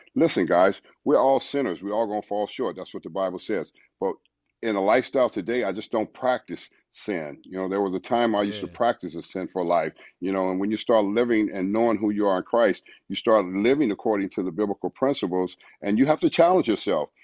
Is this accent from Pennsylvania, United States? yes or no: no; Los Angeles, California, United States; moved away; also born or lived in St. Louis, Missouri; growing up in South Central LA in the ghetto and the hood